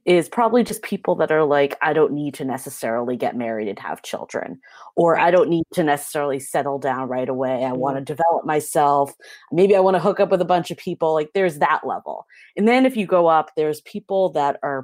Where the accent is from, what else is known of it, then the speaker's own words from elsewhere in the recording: East Coast, United States; moved away as an adult; now in San Francisco, United States; So I'm originally from the East Coast, so I have that background.